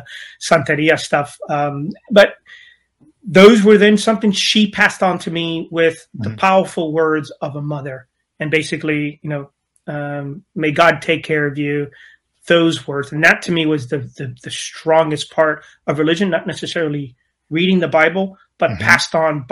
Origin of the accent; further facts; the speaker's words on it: Miami, Florida, United States; moved away as an adult; also born or lived in Hialeah; growing up in Miami